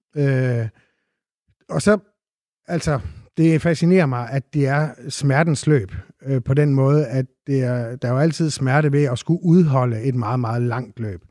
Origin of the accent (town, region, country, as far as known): Randers, Central Denmark Region, Denmark; born or raised there